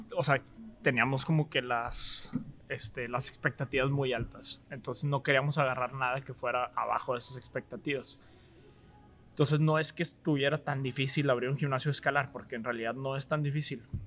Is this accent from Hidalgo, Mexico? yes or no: no; Monterrey, Nuevo León, Mexico; also born or lived in Austin, Texas / Dallas; yo soy de Monterrey. Pues, estudié prepa en el Tec Vallalto